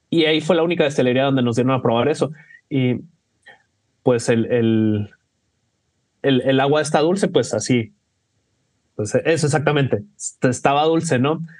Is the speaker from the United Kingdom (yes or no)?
yes; England, United Kingdom; Spanish is a second language; Podrá notar por mi acento que yo soy de Inglaterra, este, pero la gente sí me quiere